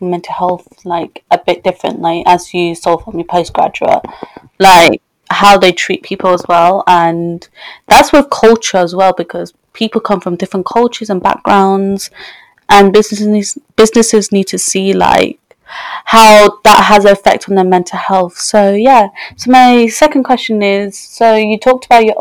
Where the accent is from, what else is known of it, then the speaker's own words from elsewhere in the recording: England, United Kingdom; I'm from England, is the West side